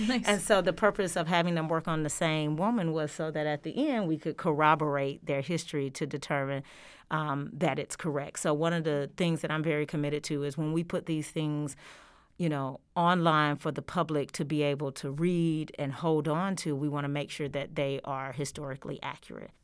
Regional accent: Georgia, United States; moved away as an adult; now in Oklahoma, United States; I have been in Oklahoma since 2018, and I am originally from the state of Georgia.

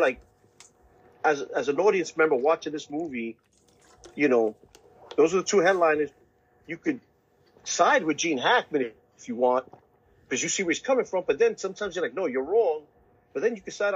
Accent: Brooklyn, New York, United States; that was in my hometown, Brooklyn

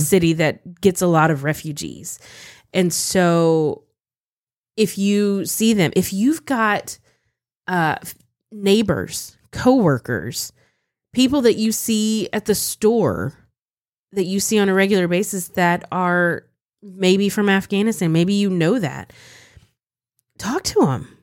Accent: United States; as an American Christian

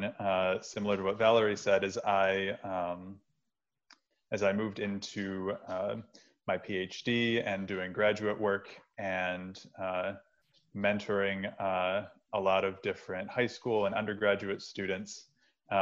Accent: Western New York, United States; moved away as an adult; now in Research Triangle, United States; I grew up in Western New York

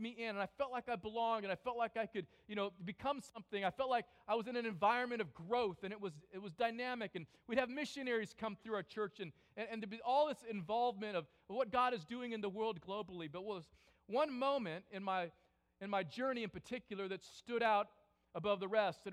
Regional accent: California, United States; I grew up in California

